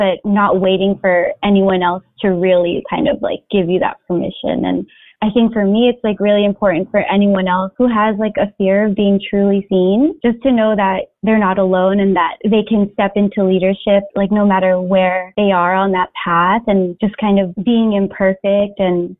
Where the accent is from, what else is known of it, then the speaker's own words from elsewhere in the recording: Philippines; I think as Filipino women, we're kind of used to being in the background